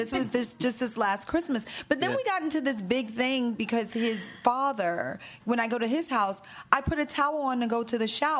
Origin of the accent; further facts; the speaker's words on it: the South, United States; we're from the South.